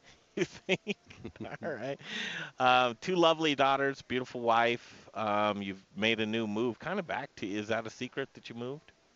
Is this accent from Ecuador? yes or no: no; Denver, Colorado, United States; we grew up in Cherry Creek.